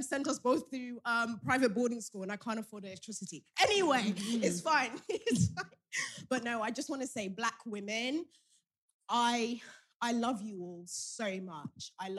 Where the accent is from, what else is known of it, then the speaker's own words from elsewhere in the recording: Lowestoft, East of England, United Kingdom; I'm from Lowestoft. Nobody knows where that is.